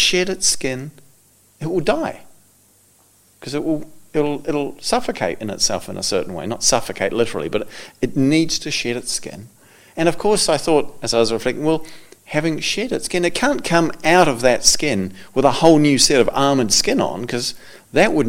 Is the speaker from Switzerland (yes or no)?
no; New Zealand; I come from New Zealand. We don't have snakes in New Zealand